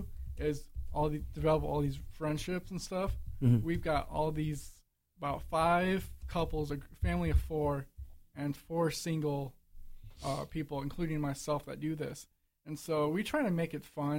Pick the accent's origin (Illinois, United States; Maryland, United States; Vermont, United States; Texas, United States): Illinois, United States; I was born and raised in Illinois